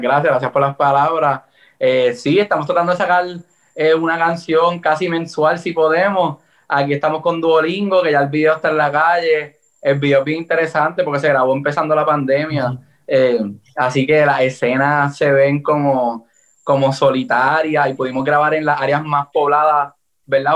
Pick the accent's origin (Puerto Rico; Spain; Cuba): Puerto Rico; Yo soy de Puerto Rico, así que tengo la influencia eh, americana